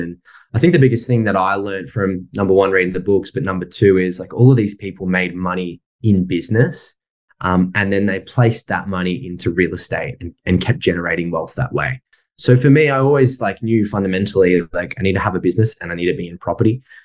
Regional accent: Sydney, New South Wales, Australia; moved away as an adult; I grew up in Sydney and I was there till I was about 22

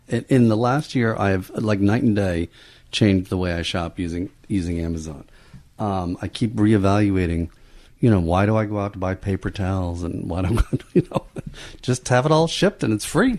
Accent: New York, United States; Upstate New York.

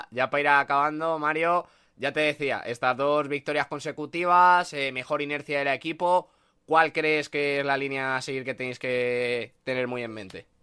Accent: Madrid, Community of Madrid, Spain; los dos somos de Madrid

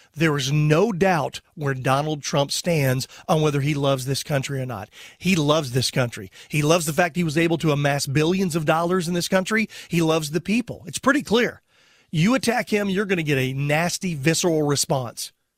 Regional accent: Texas, United States; I was born in Texas

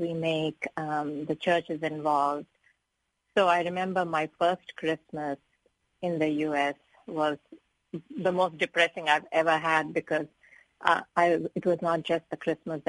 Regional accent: India; moved away as an adult; now in United States; I come from India, which is kind of a patriarchal society

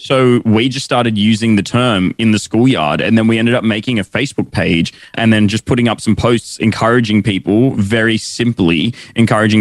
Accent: Sydney, New South Wales, Australia; I was born in Sydney. My family are originally from India, though, and they moved here before I was born

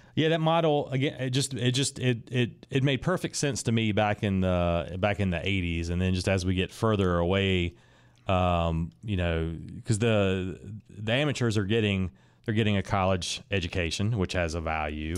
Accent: Raleigh, North Carolina, United States; I am from Raleigh, kind of grew up on that side of Raleigh that's kind of in between Garner and Fuquay

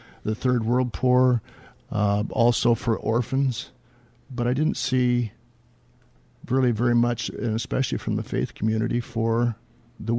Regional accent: Kent, Washington, United States; also born or lived in Wichita, Kansas / California; Down in Kent, in the Kent area

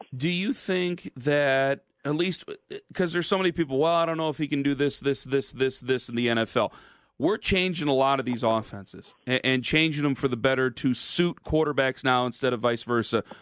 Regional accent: near Massillon, Ohio, United States; born or raised there

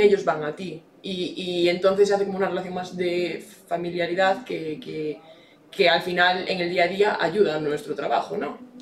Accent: Verín, Galicia, Spain; also born or lived in Santiago de Compostela; me crié en Berín

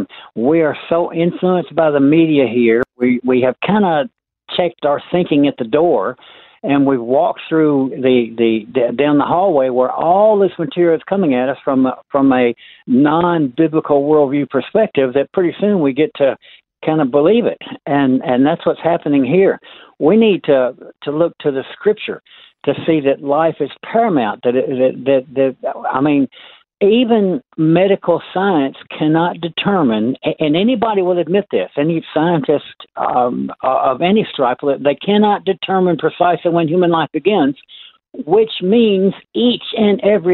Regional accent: Tennessee, United States; accent: American; moved away as an adult; now in Australia; Tennessee, my home state

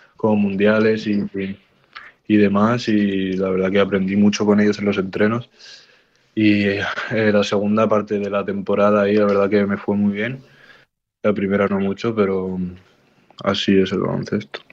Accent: Barcelona, Catalonia, Spain; born or raised there

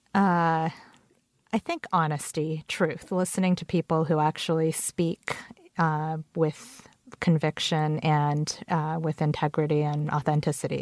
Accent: Canada; English is a second language; also born or lived in Korea; now in United States; I moved to Canada when I was four with my parents

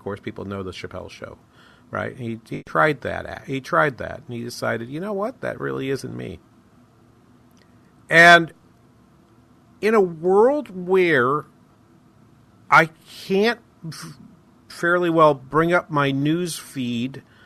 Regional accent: New England, United States; moved away; Growing up in New England

